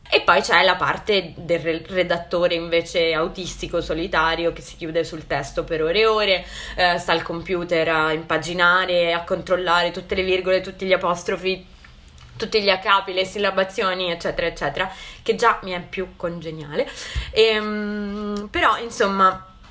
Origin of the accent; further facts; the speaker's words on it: Santa Margherita Ligure, Liguria, Italy; also born or lived in Genoa; io sono Ligure, di Santa Margherita Ligure, e ho studiato a Genova